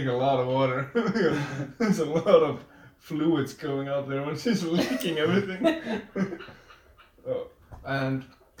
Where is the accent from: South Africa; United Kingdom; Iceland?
Iceland; the Lost Icelander.